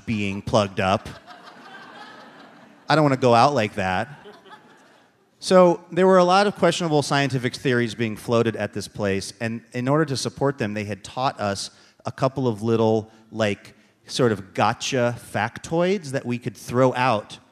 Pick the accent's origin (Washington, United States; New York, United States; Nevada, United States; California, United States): Washington, United States; Seattle; my hometown, where they traditionally pronounce Luke as boo